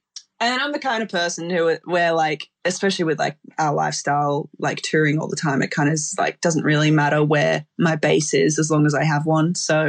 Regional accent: Australia; So I had to come back home to Oz. So it was like a short-lived living in UK.

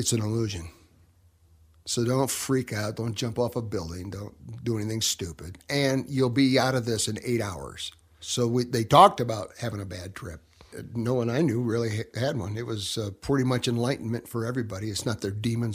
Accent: Grand Rapids, Michigan, United States; also born or lived in northern Arizona; now in Arizona, United States; I was born in Michigan, Grand Rapids, Michigan. And grew up on the Great Lakes

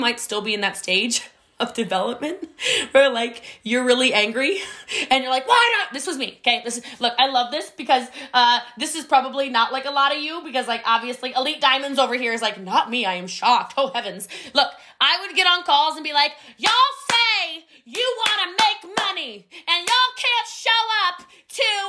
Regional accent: United States; I'm from a very mountainous area of the country.

